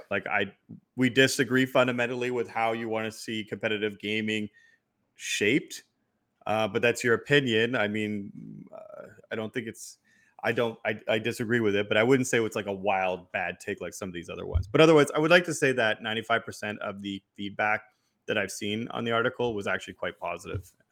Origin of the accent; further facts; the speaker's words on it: Quebec, Canada; I was born in Quebec